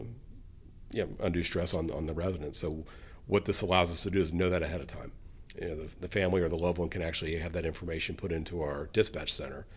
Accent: Colerain Township, Ohio, United States; I grew up here in Coleraine

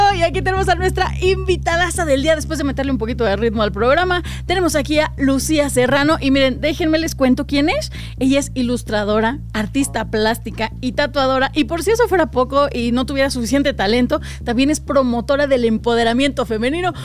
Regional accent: Aguascalientes, Mexico; now in Mexico City, Mexico; yo en pandemia me regresé a mi pueblo, Aguascalientes.

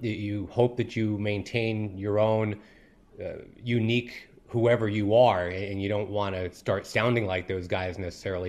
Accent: Rochester, New York, United States; in my hometown of Rochester, New York

